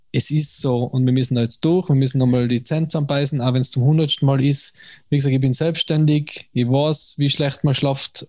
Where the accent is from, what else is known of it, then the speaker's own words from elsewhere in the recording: Tyrol, Austria; mir als Tiroler